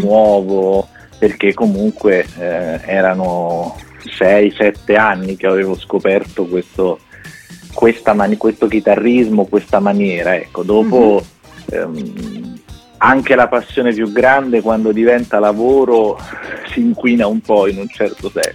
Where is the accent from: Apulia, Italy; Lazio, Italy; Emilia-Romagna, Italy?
Lazio, Italy; Rome; sono romano